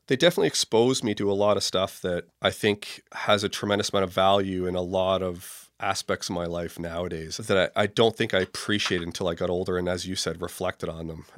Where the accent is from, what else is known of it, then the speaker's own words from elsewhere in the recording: Toronto, Ontario, Canada; I was born and raised in Toronto, kind of in the southeast end in the Beaches area.